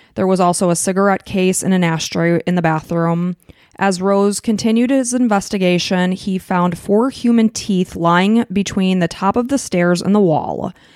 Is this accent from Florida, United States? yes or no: no; Chicago suburbs, Illinois, United States; We are from the Chicago suburbs